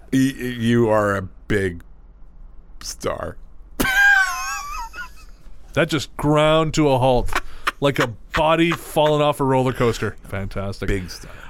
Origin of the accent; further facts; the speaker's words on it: Philippines; I grew up in the Philippines, and the camp was two days' travel away from where we lived.